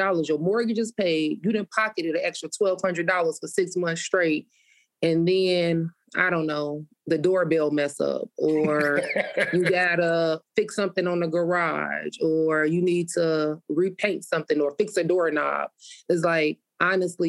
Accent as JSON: {"language": "English", "town": "Chicago", "region": "Illinois", "country": "United States", "tie": "born or raised there", "said": "I was born and raised on the South Side."}